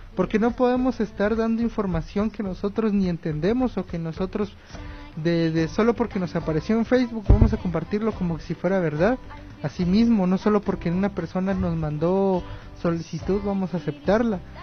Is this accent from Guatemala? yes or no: yes; Guatemala; como guatemaltecos